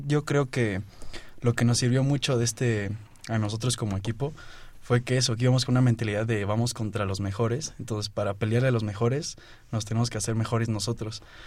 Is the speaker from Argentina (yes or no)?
no; Oaxaca, Mexico; also born or lived in Mexico City; yo nací aquí en la Ciudad de México, pero desde muy chiquito me fui a Oaxaca. Desde los dos años me fui a Oaxaca. Entonces allá hay ligas infantiles y todo, y la verdad ahí fue mi, mi crianza en el béisbol